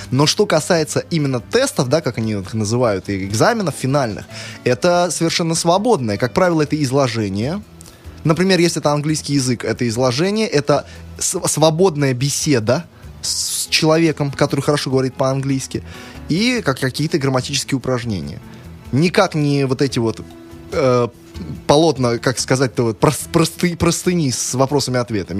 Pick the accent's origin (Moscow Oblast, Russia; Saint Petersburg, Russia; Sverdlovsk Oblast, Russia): Saint Petersburg, Russia; коренной питерец